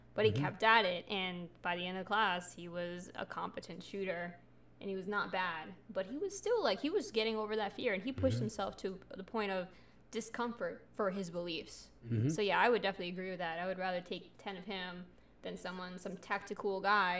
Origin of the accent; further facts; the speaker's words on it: Florida, United States; guys, we're from South Florida.